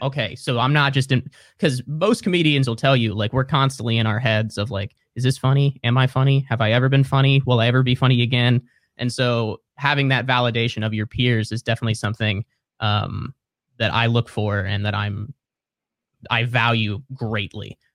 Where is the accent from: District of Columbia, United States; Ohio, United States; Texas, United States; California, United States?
Ohio, United States; Cincinnati; moved away as an adult; also born or lived in Columbus, Ohio; now in Brooklyn, United States; So I grew up in Cincinnati, went to college north of Columbus, and then moved to Columbus after I graduated.